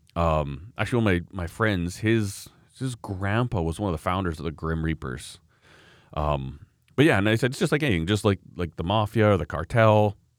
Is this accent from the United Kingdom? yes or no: no; Canada; I'm a Canadian